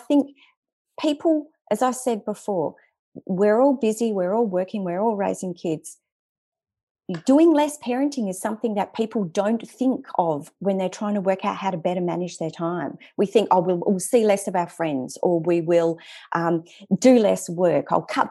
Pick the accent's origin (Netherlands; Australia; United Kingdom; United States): Australia; Western Australian bush; we grew up in the Western Australian bush